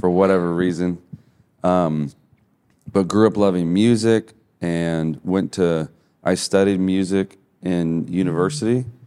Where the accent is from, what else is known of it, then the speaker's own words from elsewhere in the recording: Midwest, United States; moved away as an adult; also born or lived in Hawaii; I'm from the Midwest, so I'm, like, a long ways from any ocean